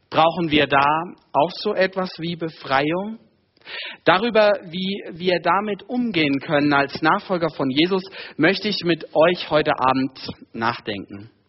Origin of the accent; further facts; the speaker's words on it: Hesse, Germany; now in Munich, Germany; Wir kommen eigentlich beide aus Hessen.